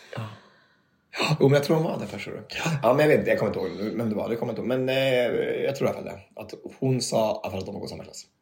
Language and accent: Swedish; Finnerödja, Örebro County, Sweden; moved away; vi hade någonting hemma i Närke, eller hemma i Finnerö